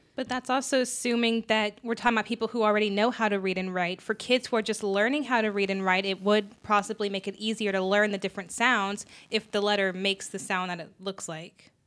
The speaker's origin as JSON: {"language": "English", "country": "United States", "said": "since we are in America, we're American citizens"}